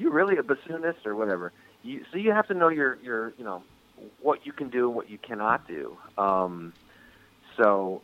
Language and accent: English; Rochester, New York, United States; I was born and raised in Rochester, New York, Western New York